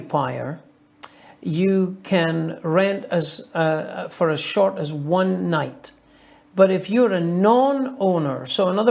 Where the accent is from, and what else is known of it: Scotland, United Kingdom; moved away as an adult; now in Las Vegas, United States